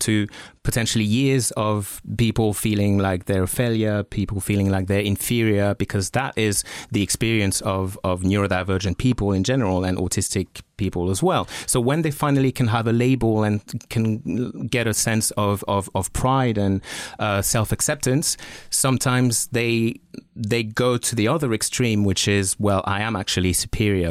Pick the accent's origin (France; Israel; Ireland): France; moved away; I grew up in France